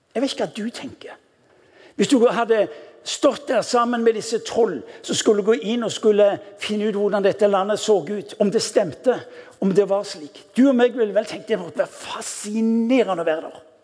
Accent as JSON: {"language": "Norwegian", "region": "Western Norway", "country": "Norway", "said": "Vi er vestlending"}